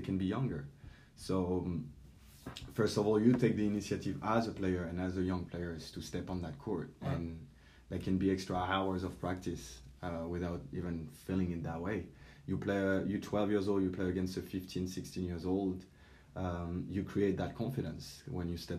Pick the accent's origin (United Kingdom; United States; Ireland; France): France; Paris, Île-de-France; moved away; also born or lived in French Alps; I grew up in Paris, and then I had the chance to move around the French Alps